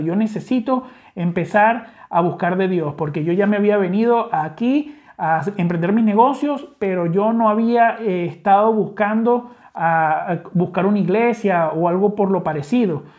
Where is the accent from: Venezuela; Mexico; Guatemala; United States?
Venezuela; accent: Venezuelan; como te puedes dar cuenta por mi acento, soy venezolano